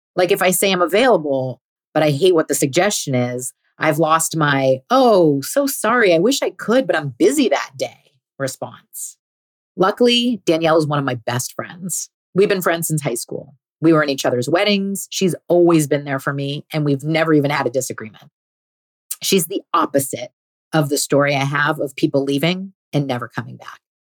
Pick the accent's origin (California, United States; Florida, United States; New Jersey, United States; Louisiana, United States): California, United States; I was also born here. Turns out we were both born at the same hospital, went to the same small private school from kindergarten to eighth grade, and the same high school